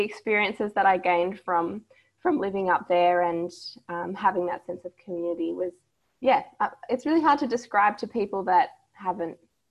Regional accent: Tom Price, Western Australia, Australia; growing up in Tom Price

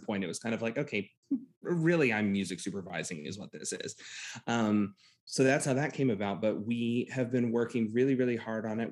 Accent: Titusville, Florida, United States; I grew up in central Florida, right near the Space Center

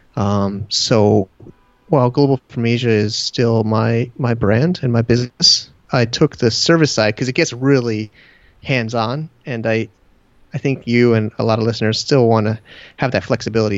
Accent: Connecticut, United States; moved away as an adult; also born or lived in Manhattan, New York / San Diego; now in China; my hometown in Connecticut

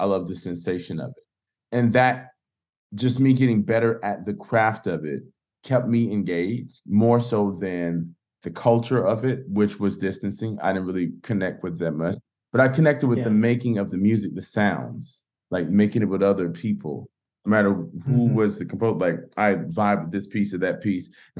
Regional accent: Pensacola, Florida, United States; also born or lived in Cleveland / New York; now in Nashville, United States; I grew up in Pensacola, Florida, youngest of six kids, pastor's child

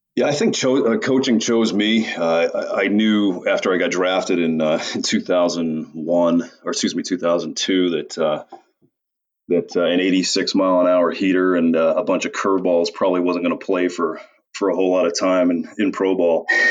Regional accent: Portland, Maine, United States; moved away as an adult; also born or lived in Austria; I'm from Portland, Maine

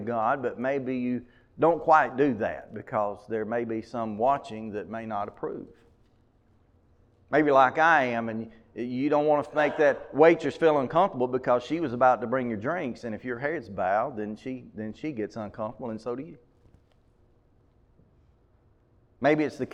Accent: Mumford, United States; I'm from Mumford

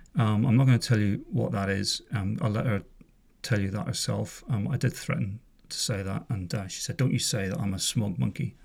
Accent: just south of Belfast, Northern Ireland, United Kingdom; I'm from Northern Ireland originally. I was born in, uh, a place just south of Belfast in, uh, nineteen sixty-five. Grew up there

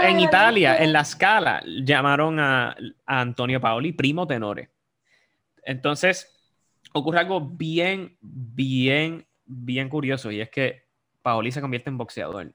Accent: Puerto Rico; como los puertorriqueños en el mundo de la ópera

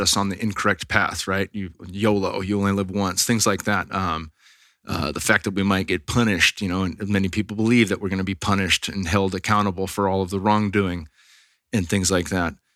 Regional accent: Bay Area, California, United States; we're from the Bay Area

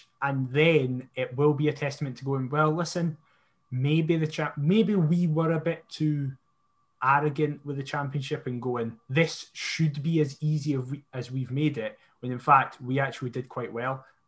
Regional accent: hometown of Gala Fairydean Rovers, Scotland, United Kingdom; my hometown club being Galifianakis Rovers. They're in the Lowland League

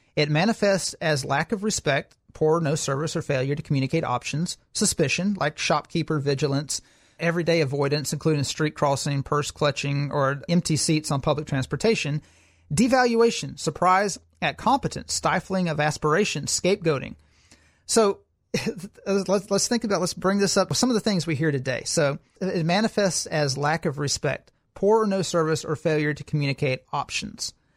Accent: Alabama, United States; I'm from Alabama

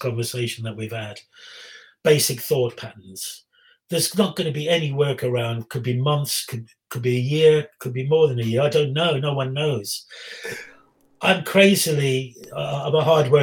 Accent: Black Country, West Midlands, United Kingdom; I'm from the Black Country

